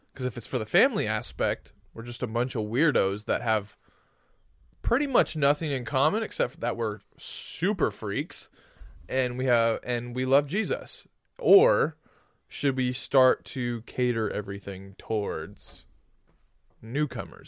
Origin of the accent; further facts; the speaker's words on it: Florida, United States; we grew up in Florida